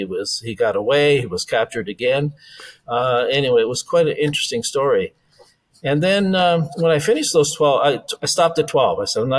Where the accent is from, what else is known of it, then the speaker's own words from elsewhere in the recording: Canada; also born or lived in Netherlands; So I was born in Holland and came over to Canada when I was 6 years old.